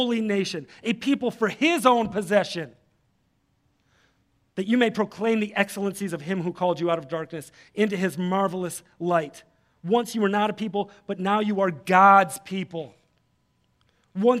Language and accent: English; Detroit, Michigan, United States; If I'm somewhere else, I say I'm from Detroit. If I'm here, I say I'm from the East Side. I'm an East Sider, right?